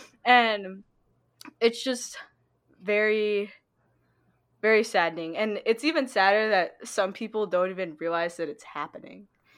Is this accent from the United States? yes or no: no; China; since people know that I am from China, some people I could tell they were just, like, taken back